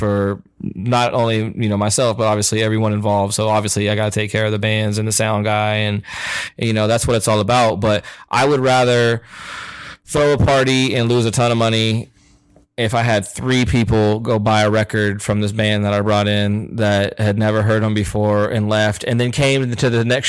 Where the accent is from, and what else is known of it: Topeka, Kansas, United States; born or raised there